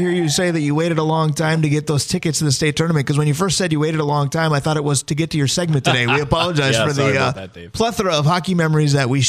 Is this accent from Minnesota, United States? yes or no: yes; Minnesota, United States; born or raised there